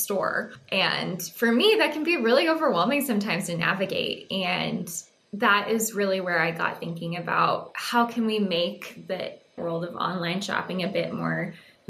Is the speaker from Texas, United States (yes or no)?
yes; Texas, United States; I was born and raised in Texas. I grew up in a very small farming community out west, very Friday Night Lights-esque